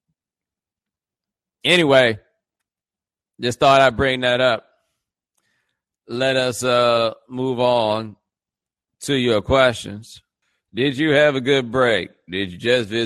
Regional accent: Houston, Texas, United States; I am from Houston

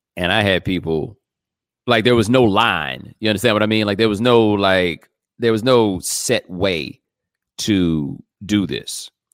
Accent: Houston, Texas, United States; I'm from Houston

